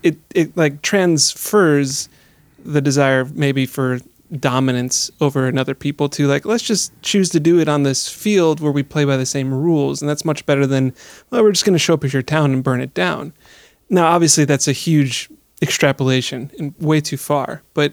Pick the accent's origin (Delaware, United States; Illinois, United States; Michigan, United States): Illinois, United States; Chicago; I'm from Chicago.